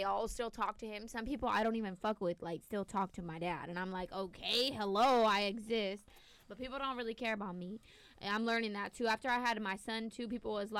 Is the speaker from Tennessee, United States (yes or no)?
no; Northern California, United States; moved away as an adult; also born or lived in Los Angeles area / Santa Barbara; now in Syracuse, United States; I'm from Northern California